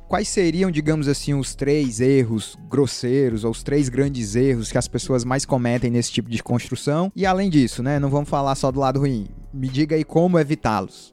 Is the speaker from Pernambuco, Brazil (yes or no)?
no; Fortaleza, Ceará, Brazil; Eu sou aqui de Fortaleza, Sim. moro aqui do lado das dunas.